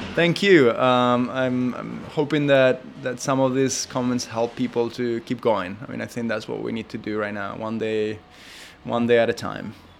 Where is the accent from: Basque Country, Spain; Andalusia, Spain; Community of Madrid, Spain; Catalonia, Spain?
Community of Madrid, Spain; Madrid; also born or lived in New York; now in Los Angeles, United States; I grew up in Madrid